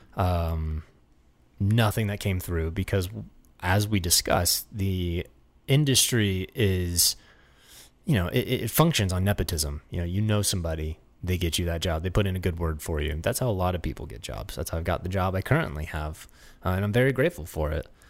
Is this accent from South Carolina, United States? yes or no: no; Florida, United States; moved away as an adult; now in Los Angeles, United States; we grew up in Florida